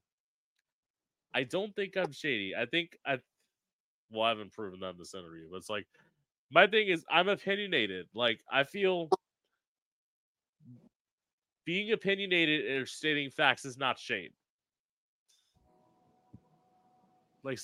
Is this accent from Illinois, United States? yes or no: no; Florida, United States; also born or lived in Orlando; I came from Florida back when they actually educated people